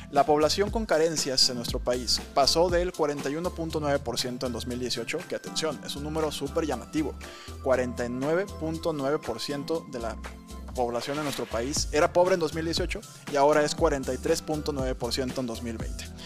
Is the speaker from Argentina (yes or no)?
no; Mexico; pero nos toca a todos como mexicanos trabajar, trabajar, sacar adelante esto